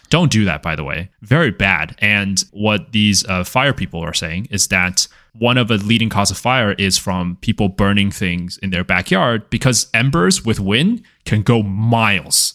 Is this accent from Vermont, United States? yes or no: no; California, United States; As a California person